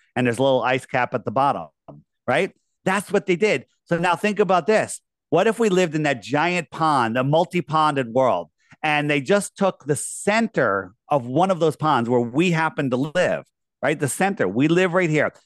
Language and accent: English; United States; I grew up in Fairfield County.